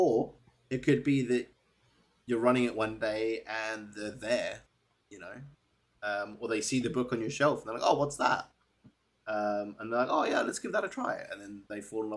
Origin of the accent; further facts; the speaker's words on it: South Africa; I'm South African